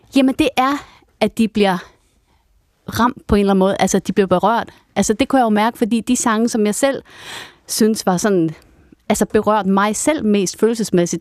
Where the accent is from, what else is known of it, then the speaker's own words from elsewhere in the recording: Vendsyssel, North Denmark Region, Denmark; jeg var fra Vendsyssel Sand, så tog vi rutebilen ind til Aalborg